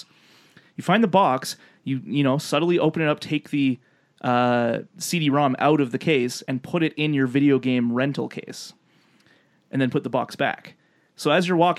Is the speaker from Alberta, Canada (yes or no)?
yes; Lethbridge, Alberta, Canada; in my hometown, Lethbridge, Alberta